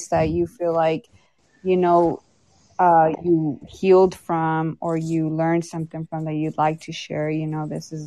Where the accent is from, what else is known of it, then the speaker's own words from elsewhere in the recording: Texas, United States; I'm from Texas